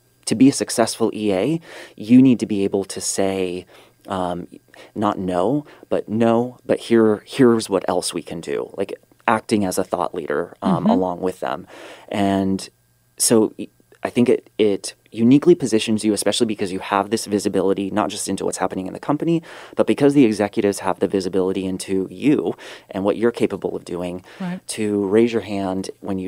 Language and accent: English; California, United States; moved away as an adult; also born or lived in New York / South Africa; I'm not South African. I am born in California